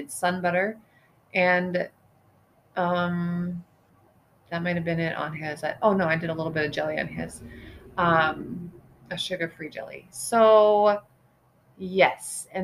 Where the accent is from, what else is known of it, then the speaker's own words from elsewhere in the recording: eastern Montana, United States; moved away as an adult; I grew up in Montana. I grew up in eastern Montana